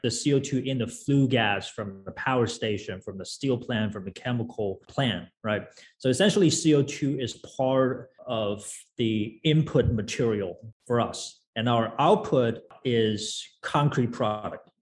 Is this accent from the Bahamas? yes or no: no; China; moved away as an adult; also born or lived in United States; I was uh, I was born and raised in China, and then went to uh, the U.S. for college.